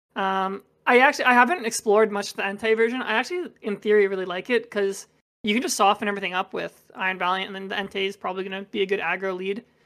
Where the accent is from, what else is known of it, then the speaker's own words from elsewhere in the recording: Toronto, Ontario, Canada; I'm from Toronto